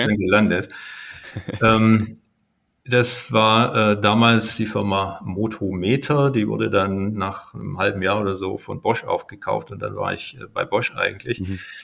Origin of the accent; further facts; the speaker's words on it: Stuttgart, Baden-Württemberg, Germany; moved away as an adult; also born or lived in United States; Ich bin ähm, in Stuttgart geboren